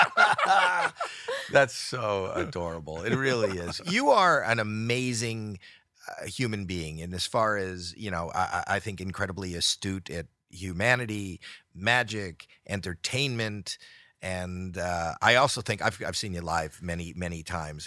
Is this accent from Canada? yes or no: yes; Canada; I'm Canadian